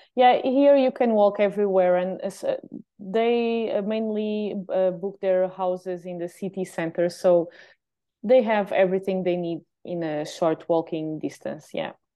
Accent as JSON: {"language": "English", "town": "Lagos", "region": "Algarve", "country": "Portugal", "tie": "born or raised there", "also_born_or_lived": "Lisbon", "said": "here in my hometown"}